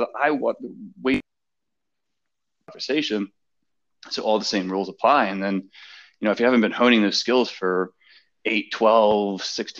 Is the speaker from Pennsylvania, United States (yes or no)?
yes; Philadelphia, Pennsylvania, United States; accent: harsh Philly; my harsh Philly accent